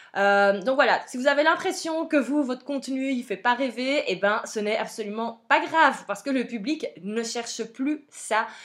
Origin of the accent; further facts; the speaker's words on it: Belgium; vous entendez mon accent, clairement vous l'entendez, je viens de Belgique.